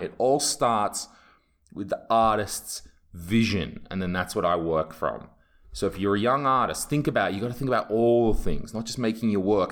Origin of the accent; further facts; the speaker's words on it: England, United Kingdom; now in Estonia; I'm English and I don't speak Estonian